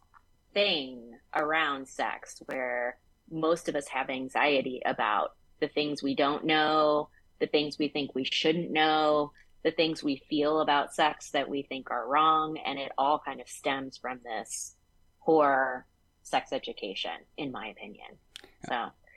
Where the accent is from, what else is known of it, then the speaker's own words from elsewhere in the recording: the South, United States; I grew up in the South